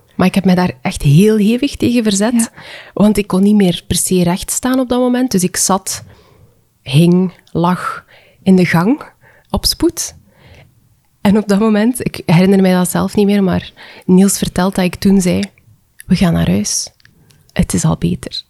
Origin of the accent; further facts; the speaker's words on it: West Flanders, Belgium; ik kom uit West-Vlaanderen